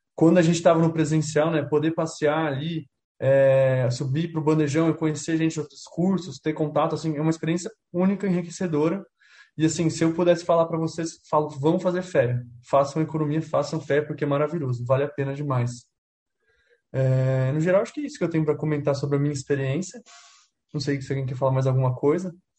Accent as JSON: {"language": "Portuguese", "town": "Campinas", "region": "São Paulo", "country": "Brazil", "moved": "yes", "lives_now": "Ribeirão Preto, Brazil", "said": "Eu sou de Campinas, não sei se você conhece, é uma cidade grande, aqui do estado de São Paulo. E mudei para Ribeirão"}